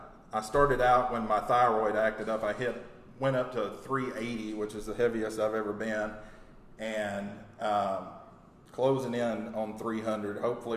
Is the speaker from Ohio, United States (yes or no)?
no; Texas, United States; Basically, I was born in Texas. I've lived here pretty much all my life, and I moved a lot growing up